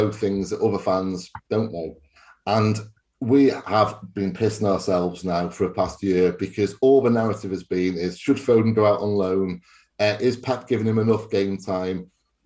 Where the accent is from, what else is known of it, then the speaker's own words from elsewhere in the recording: Wales, United Kingdom; I'm Welsh